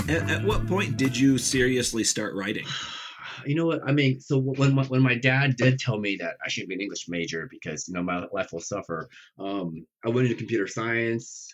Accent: Nebraska, United States; born or raised there; English is a second language; also born or lived in Taiwan

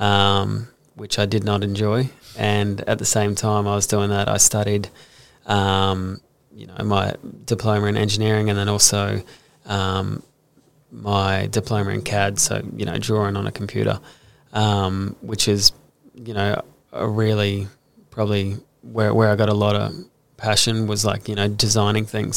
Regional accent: Brisbane, Queensland, Australia; also born or lived in Gold Coast; I grew up in Brisbane

